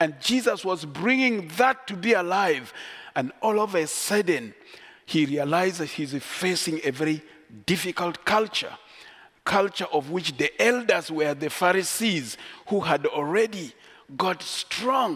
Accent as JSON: {"language": "English", "country": "Uganda", "tie": "born or raised there", "said": "I am so proud to be a Kuku by tribe. I grew up in Uganda"}